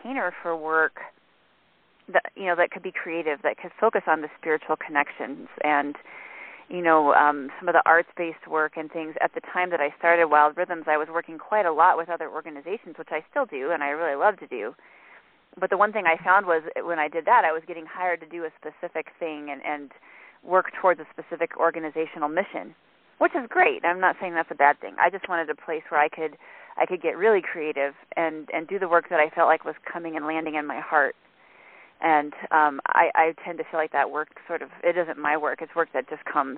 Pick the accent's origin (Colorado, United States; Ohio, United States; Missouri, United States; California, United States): Colorado, United States; I grew up in the Rocky Mountains hiking and camping